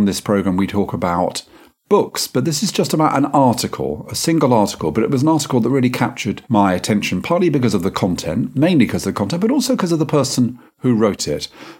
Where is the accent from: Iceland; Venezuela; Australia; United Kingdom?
United Kingdom; London; also born or lived in Yorkshire; I had a kind of association with Yorkshire, and most of my life I've spent in London. So what am I? I'm a Londoner